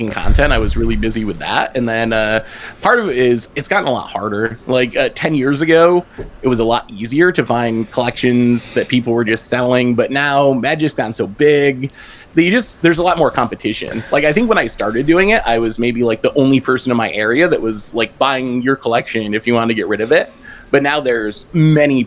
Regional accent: United States; I'm from the U.S.

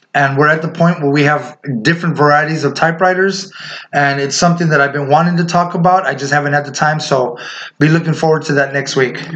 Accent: Indio, California, United States; the street we grew up on in Indio, in the city we were born and raised

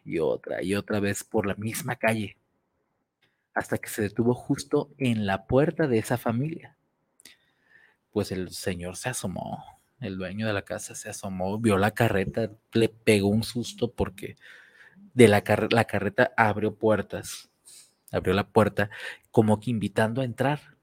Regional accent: Guadalajara, Jalisco, Mexico; donde yo nací, la zona donde yo nací era, la conocida como zona roja, Obregón, con la 42, 40 y tantas, y toda aquella zona, que era la zona roja de Guadalajara

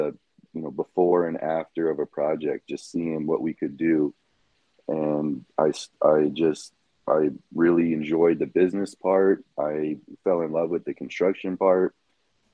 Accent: Southwest Florida, United States; also born or lived in Chicago, Illinois; I was born in Chicago, and I left there with my parents' decision that we left when I was 8. So I've been in Southwest Florida for almost 30 years

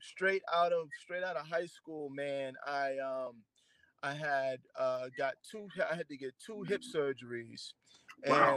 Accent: Boston, Massachusetts, United States; also born or lived in Randolph, Massachusetts; I'm from Dorchester. I went to school in Randolph.

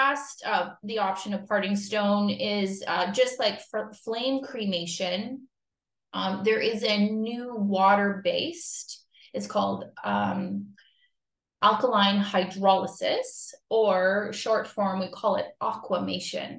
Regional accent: Timmins, Ontario, Canada; moved away as an adult; also born or lived in Bobcaygeon, Ontario; now in Fenelon Falls, Canada; I've spent more time here than I have in my hometown of Timmins

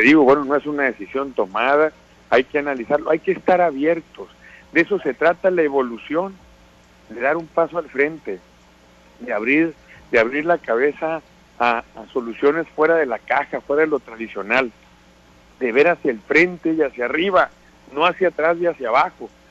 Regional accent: Sinaloa, Mexico; los sinaloenses somos mexicanos

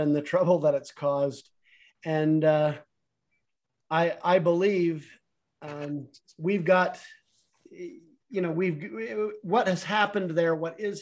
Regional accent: California-Mexico border, United States; I grew up partly on the California-Mexico border

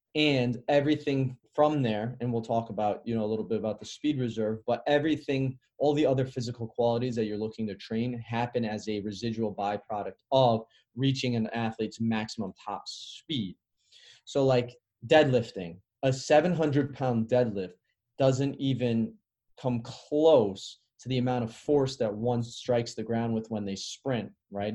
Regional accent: Chicago, Illinois, United States; moved away; also born or lived in Carmel, Indiana; I grew up in the Midwest, which is a little different. So I grew up in Chicago. I moved to Indiana, and then I played at a really competitive high school

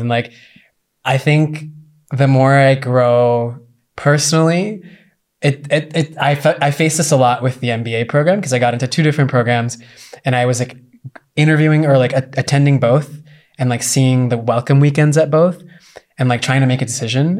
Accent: United States

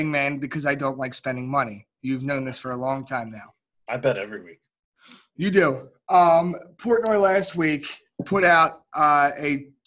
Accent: Delaware County, Pennsylvania, United States; we are from Delco more than we are from Philly

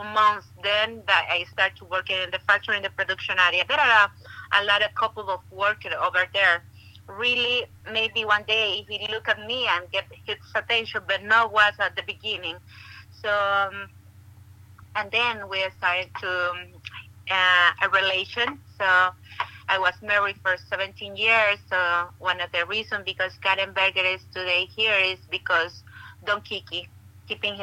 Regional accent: Estelí, Nicaragua; moved away; also born or lived in Daytona Beach, Florida; I'm born and raised in Esteli, Nicaragua

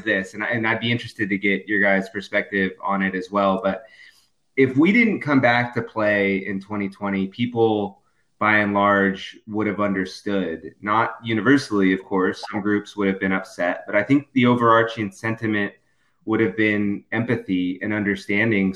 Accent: Southern California, United States; moved away as an adult; also born or lived in Missouri / Colorado / South Carolina / Florida; I'm originally from Southern California. I went to school in Missouri, and then I bounced around a little bit from Colorado to South Carolina and out of Florida professionally.

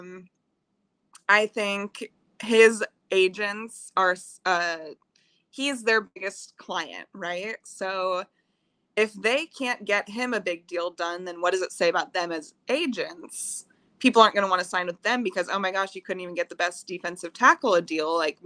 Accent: Kansas City, Missouri, United States; also born or lived in California; I was born and raised in Kansas City. I've lived here my whole life.

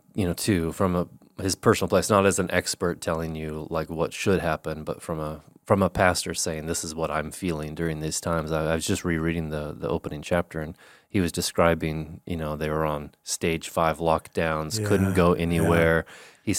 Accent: Oregon, United States; Like Oregon is so varied because I grew up in Eastern Oregon where it's high desert.

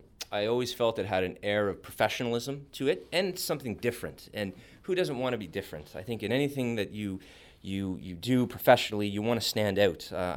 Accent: Montreal, Quebec, Canada; I was born in Montreal. So I grew up in an environment where the word … is not easily translatable into the other official language of Canada.

